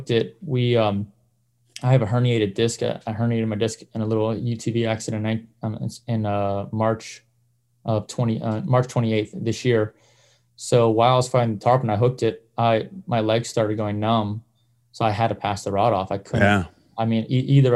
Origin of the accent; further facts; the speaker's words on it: Windsor, Ontario, Canada; moved away; I grew up in Windsor, Ontario